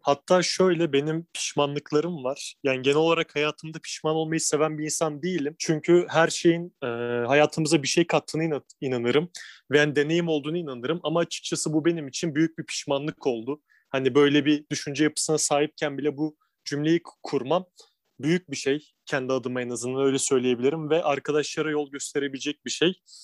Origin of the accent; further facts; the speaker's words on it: İzmir, Turkey; moved away as an adult; now in Istanbul, Turkey; Tabii, İzmirliyim ben. Şu an Edremit'te ailem yaşıyor.